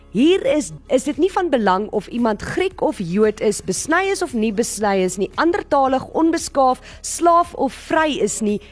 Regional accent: South Africa

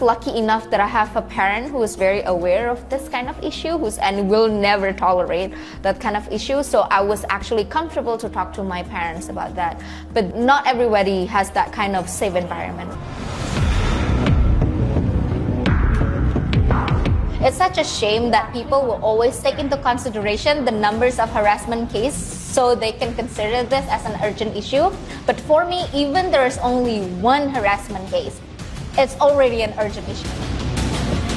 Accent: Jakarta, Indonesia; I'm from Jakarta, Indonesia.

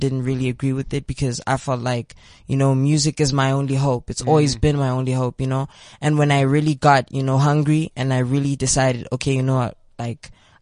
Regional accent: Pretoria, Gauteng, South Africa; I'm from Pretoria. I am 18 years old.

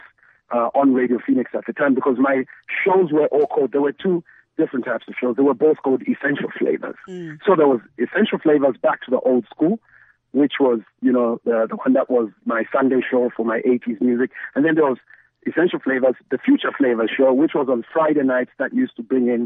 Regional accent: Ndola, Copperbelt Province, Zambia; also born or lived in Lusaka, Zambia / Botswana; I'm from the Copper Belt, but I'm from a town just 30 minutes away from Kitwe called Indola

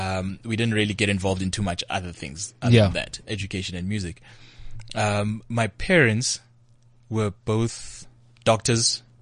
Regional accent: Soweto, Gauteng, South Africa; Maybe I'm from Soweto.

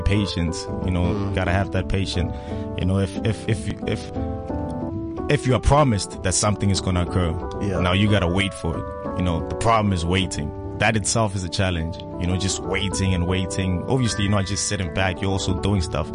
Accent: Pretoria, Gauteng, South Africa; I'm from Soshanguve, by the way, Pretoria

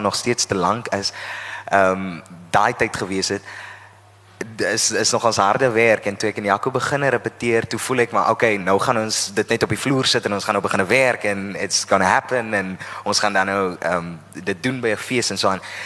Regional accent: Oudtshoorn, Western Cape, South Africa; Ek is van die Karoo, ek is van Oudtshoorn en ek het op Oudtshoorn groot geword

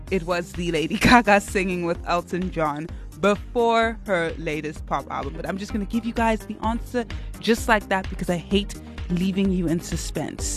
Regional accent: Lagos, Nigeria; I'm also Nigerian, not from River State though, just Lagos.

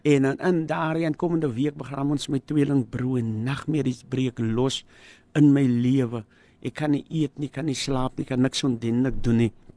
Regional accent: Cape Town, Western Cape, South Africa; ek het groot geword in Mitchells plain tafelsig

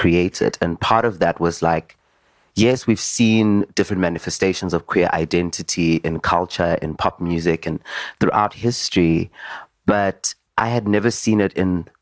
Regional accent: Daveyton, Gauteng, South Africa; also born or lived in Johannesburg; I grew up in Davidson in the East Rand

